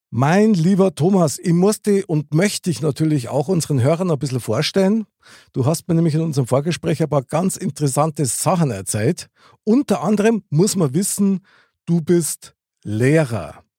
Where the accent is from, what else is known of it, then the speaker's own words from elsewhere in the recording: Bavaria, Germany; als Bayer